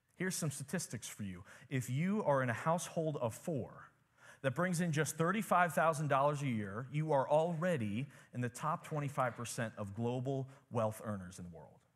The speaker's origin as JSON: {"language": "English", "country": "United States", "tie": "born or raised there", "said": "growing up in America, living a normal life in America"}